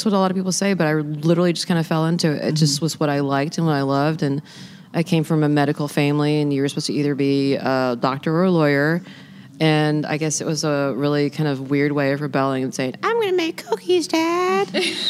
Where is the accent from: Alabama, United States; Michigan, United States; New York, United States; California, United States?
Alabama, United States; Mobile; now in Charleston, United States; So I was born here, and I eloped here. And so I guess there's some kind of weird cosmic pull, and so I finally live here now. But I kind of grew up in Mobile, Alabama, which is the of the South.